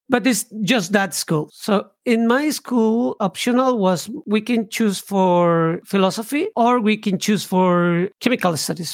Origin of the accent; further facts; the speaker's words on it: Bogotá, Colombia; moved away; I was born in, in Bogota, it's the capital of Colombia.